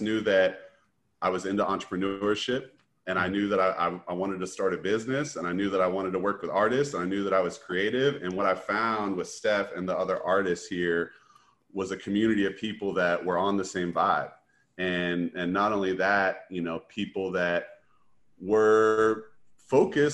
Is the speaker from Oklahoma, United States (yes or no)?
yes; Tulsa, Oklahoma, United States; I am from Tulsa, grew up, I went to Carver Middle School and Booker T. Washington High School, which are both on the north side of Tulsa